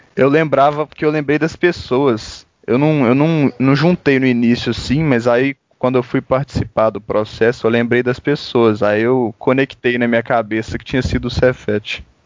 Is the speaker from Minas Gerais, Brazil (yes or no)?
yes; Belo Horizonte, Minas Gerais, Brazil; eu sou de BH mesmo